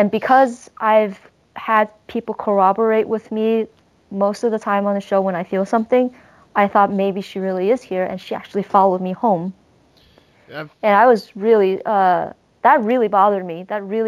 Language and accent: English; United States; I'm Chinese American